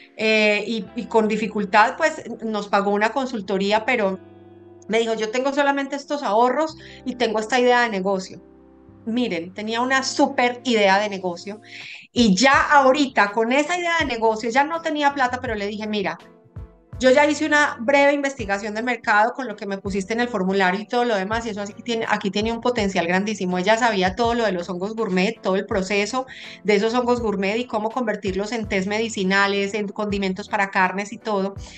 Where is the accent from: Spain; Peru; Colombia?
Colombia; moved away as an adult; now in United States; Yo, yo siempre fui súper apegada a mi tierra. Em, y, Colombia, pues amo muchísimo a mi país